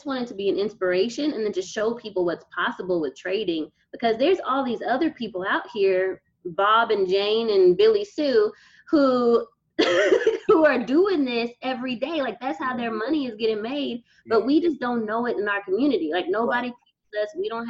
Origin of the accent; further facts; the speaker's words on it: Nigeria; I'm Nigerian, so we go to get cloth at markets.